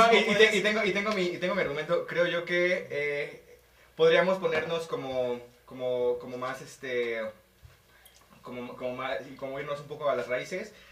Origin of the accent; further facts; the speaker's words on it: Mexico; ya estuve veintitantos años aquí en México